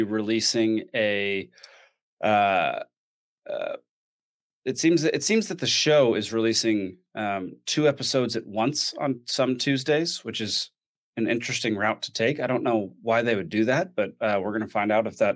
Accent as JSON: {"language": "English", "region": "Texas", "country": "United States", "tie": "born or raised there", "moved": "as an adult", "lives_now": "Atlanta, United States", "said": "I grew up in Texas. I was born in Texas, spent 30 years in Texas"}